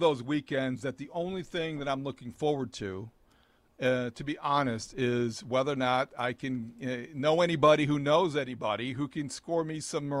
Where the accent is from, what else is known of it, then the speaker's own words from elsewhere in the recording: Indiana, United States; I grew up in Indiana, you know, where Memorial Day weekend, IndyCar and Indy 500 is a tradition.